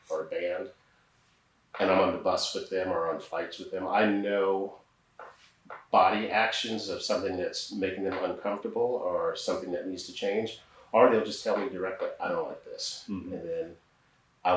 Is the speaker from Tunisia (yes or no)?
no; England, United Kingdom; I was born in England